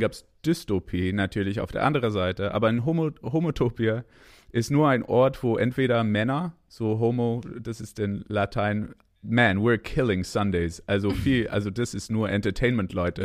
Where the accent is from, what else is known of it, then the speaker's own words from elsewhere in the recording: Canada; German is a second language; moved away as an adult; now in Berlin, Germany; ich bin Kanadier